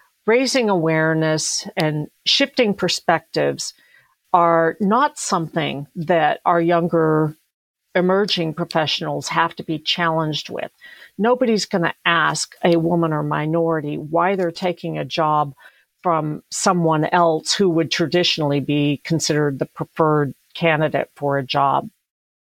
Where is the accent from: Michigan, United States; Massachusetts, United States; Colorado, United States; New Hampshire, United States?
Colorado, United States; I grew up in Colorado